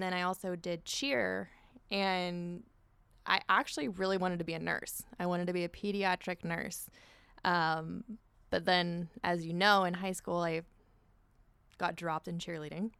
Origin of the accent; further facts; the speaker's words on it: Orange, California, United States; I grew up in Orange